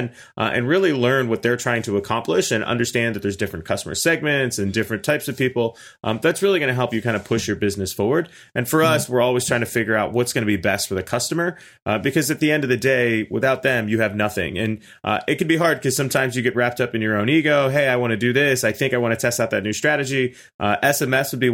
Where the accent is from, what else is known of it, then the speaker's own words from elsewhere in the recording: Pittsburgh, Pennsylvania, United States; now in Orlando, United States; I'm originally from Pittsburgh, but I came down here on a whim and kind of just got trapped